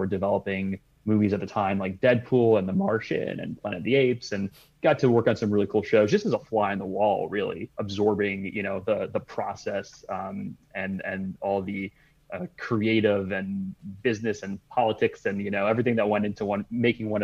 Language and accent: English; Michigan, United States; moved away as an adult; now in Los Angeles, United States; I came from Michigan originally